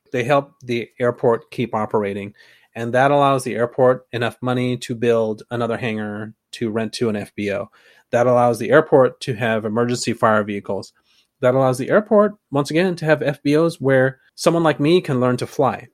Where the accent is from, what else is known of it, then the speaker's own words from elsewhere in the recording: Concord, California, United States; I grew up in Concord, California